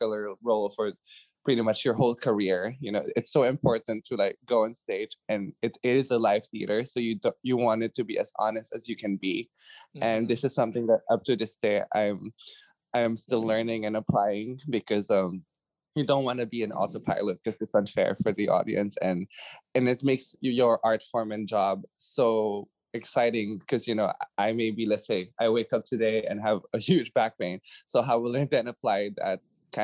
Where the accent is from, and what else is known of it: Philippines; moved away